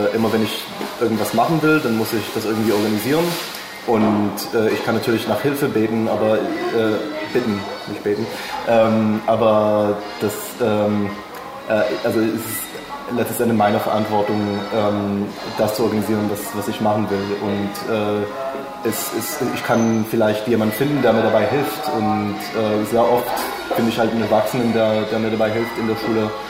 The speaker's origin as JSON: {"language": "German", "town": "Jerusalem", "region": "Jerusalem District", "country": "Israel", "said": "Ähm, ja, ich komme aus Jerusalem, Israel"}